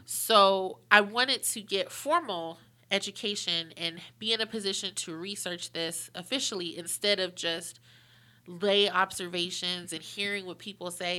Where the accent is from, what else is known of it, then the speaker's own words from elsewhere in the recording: Pittsburgh, Pennsylvania, United States; moved away as an adult; also born or lived in Washington, D.C.; now in Charlotte, United States; I'm originally from Pittsburgh, went to D C for college